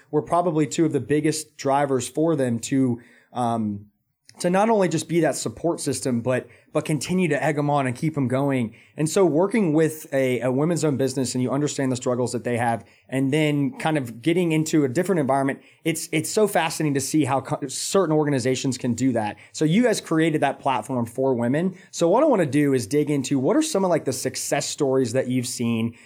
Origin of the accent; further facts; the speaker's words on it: Atlanta, Georgia, United States; now in Charlotte, United States; I'm actually from Atlanta